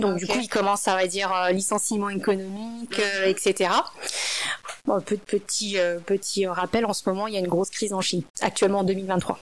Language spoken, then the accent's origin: French; France; moved away as an adult; also born or lived in China; je suis une française d'origine asiatique